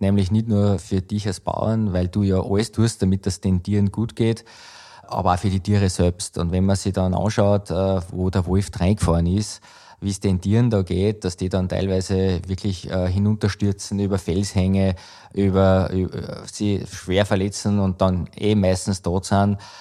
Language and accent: German; Schladming, Styria, Austria; bei uns in Schlappming